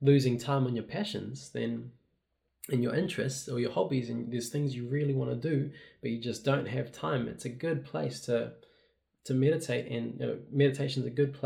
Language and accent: English; Rotorua, Bay of Plenty, New Zealand; now in Auckland, New Zealand; I'm from Rotorua, but I live in the city now in Auckland